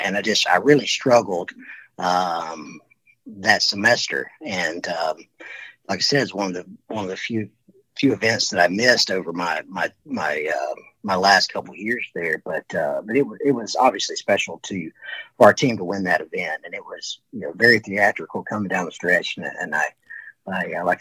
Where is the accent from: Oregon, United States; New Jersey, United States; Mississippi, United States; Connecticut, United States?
Mississippi, United States; Calhoun City; now in Houston, United States; I grew up in Calhoun City